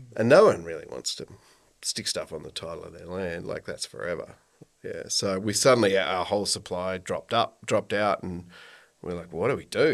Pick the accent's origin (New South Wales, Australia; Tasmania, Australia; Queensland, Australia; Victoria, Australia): Victoria, Australia; Kyneton; I grew up in Kyneton, actually. Sixth generation on the family